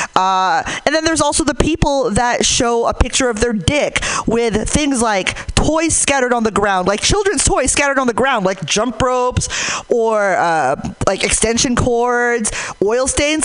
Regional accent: Hayward, California, United States; I'm from Hayward

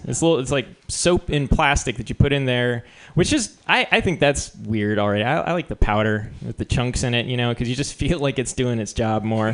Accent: New Mexico, United States; I'm from New Mexico

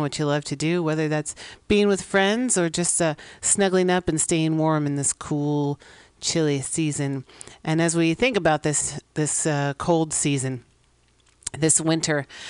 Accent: San Francisco, California, United States; here at the corner of 21st and Florida Streets in San Francisco, California, my hometown, my home state

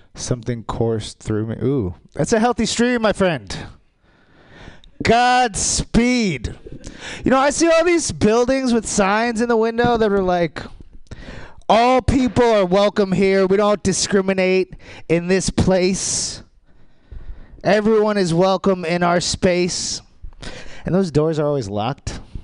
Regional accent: Maryland, United States; I grew up in Maryland

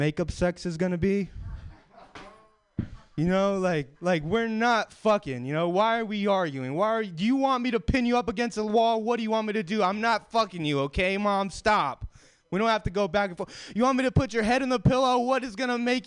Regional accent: Sacramento, California, United States; now in San Francisco, United States; I'm from Sacramento.

